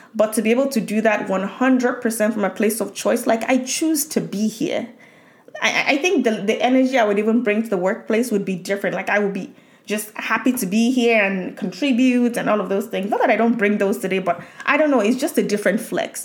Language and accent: English; Nigeria; moved away; growing up in Nigeria